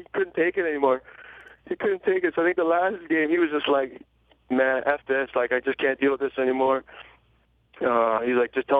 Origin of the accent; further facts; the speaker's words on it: Toronto, Ontario, Canada; I'm still from Scarborough